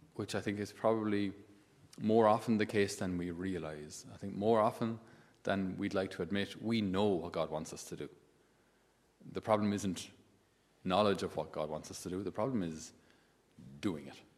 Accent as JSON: {"language": "English", "country": "Ireland", "tie": "born or raised there", "said": "in my school days, we didn't have anybody uh, who wasn't Irish"}